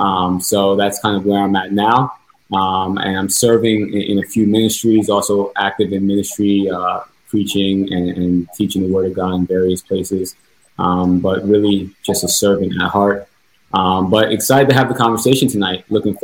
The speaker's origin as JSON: {"language": "English", "town": "New York City", "region": "New York", "country": "United States", "said": "I'm from the New York City area"}